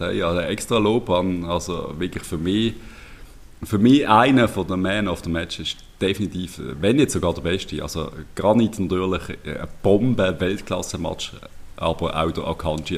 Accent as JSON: {"language": "German", "country": "Switzerland", "said": "Unser Pragmatismus ein bisschen in der Schweiz"}